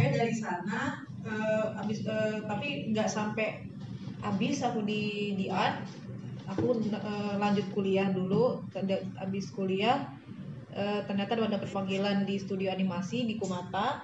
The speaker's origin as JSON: {"language": "Indonesian", "town": "Palembang", "region": "South Sumatra", "country": "Indonesia", "also_born_or_lived": "Bandung", "moved": "yes", "said": "aku dari, asalnya dari Palembang"}